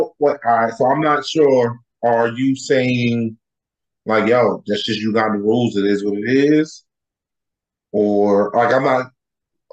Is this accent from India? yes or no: no; United States; me as an American